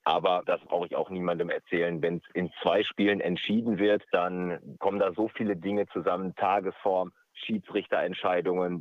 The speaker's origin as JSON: {"language": "German", "area": "near Dortmund", "region": "North Rhine-Westphalia", "country": "Germany", "tie": "born or raised there", "said": "ich bin in der Nähe von Dortmund groß geworden"}